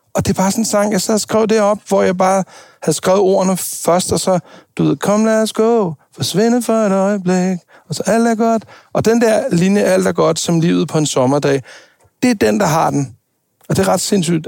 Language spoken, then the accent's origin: Danish; Denmark; jeg var den eneste dansker